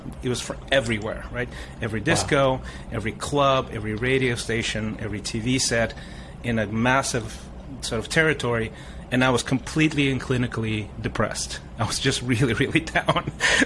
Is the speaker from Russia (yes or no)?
yes; Russia; moved away; also born or lived in Africa; We moved from Africa back to the Soviet Union, which is where my mom is from